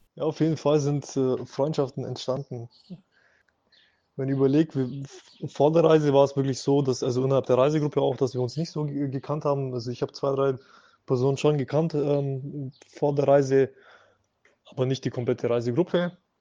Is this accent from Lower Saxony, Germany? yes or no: no; Augsburg, Bavaria, Germany; Ich komme aus Augsburg, das ist in der Nähe von München